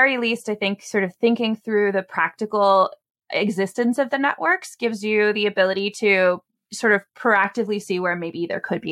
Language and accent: English; Bay Area, California, United States; I'm from the Bay Area. I sort of grew up in the broader tech sphere, and I wanted to be able to like someday be able to afford to live here again.